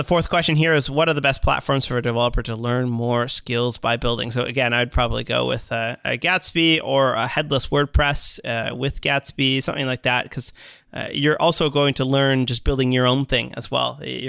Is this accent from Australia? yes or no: no; Canada; I'm sorry from Canada to the rest of the world for ….